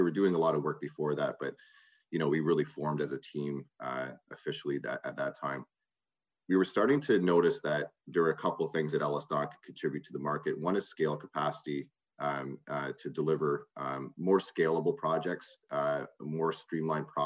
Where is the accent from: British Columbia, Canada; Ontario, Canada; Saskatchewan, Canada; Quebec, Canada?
Ontario, Canada; Brantford; also born or lived in Ottawa; Growing up, I grew up in Brantford, Ontario.